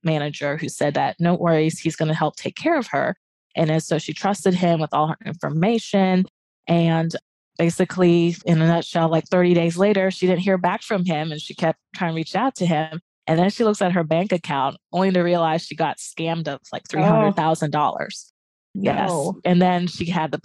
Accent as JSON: {"language": "English", "country": "Japan", "tie": "born or raised there", "moved": "yes", "said": "I grew up in Asia and Japan area"}